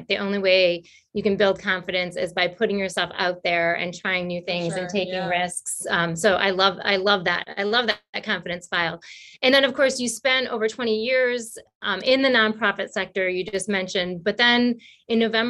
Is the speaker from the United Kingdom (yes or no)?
no; Michigan, United States; When I was young, I grew up in Michigan